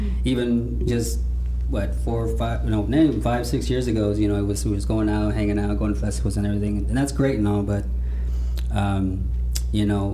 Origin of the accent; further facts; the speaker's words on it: Fort Worth, Texas, United States; Born and raised in Fort Worth.